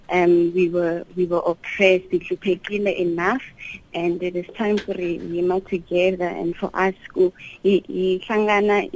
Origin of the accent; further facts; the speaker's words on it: South Africa; And it's such an honor to be able to be here today and say I'm a South African